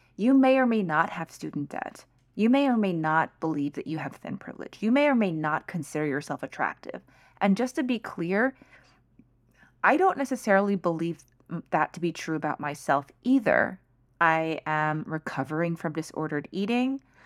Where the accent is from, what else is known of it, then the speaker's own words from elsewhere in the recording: United States; I am Chinese American, so I am a minority. I am a firstborn generation in the U S